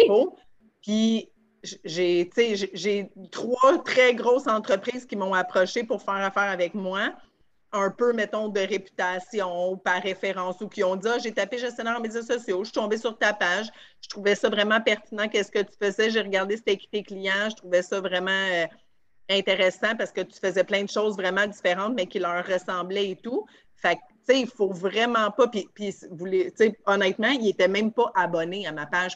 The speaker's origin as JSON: {"language": "French", "town": "Varennes", "region": "Quebec", "country": "Canada", "said": "je viens d'Arène"}